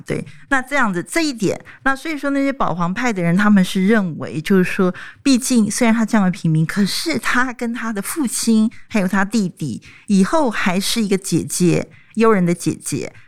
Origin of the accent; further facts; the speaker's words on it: Taiwan; 我们台湾人